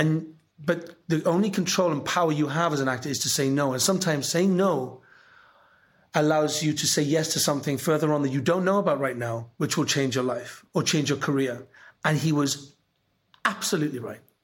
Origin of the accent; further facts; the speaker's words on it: Welsh, Wales, United Kingdom; I'm Welsh